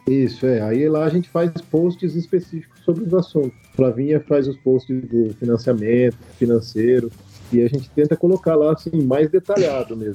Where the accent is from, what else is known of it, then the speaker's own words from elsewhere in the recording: Andradina, São Paulo, Brazil; eu sou natural de Andradina, interior de São Paulo, a terra do Rei do Gado, perto do Mato Grosso do Sul